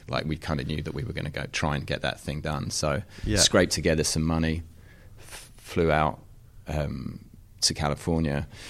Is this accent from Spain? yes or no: no; Wanstead, London, United Kingdom; And so my friend John Robinson, who I grew up with in Wanstead in East London, who's still like my closest oldest mate